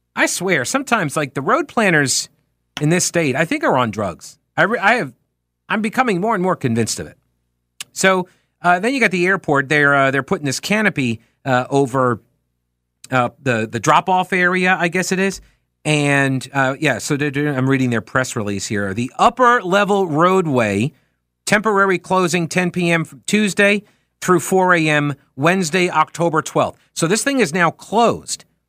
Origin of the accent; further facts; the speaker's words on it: New York, United States; moved away; I, I, I grew up in New York.